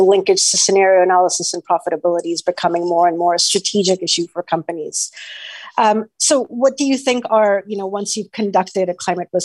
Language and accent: English; Canada; I'm Canadian.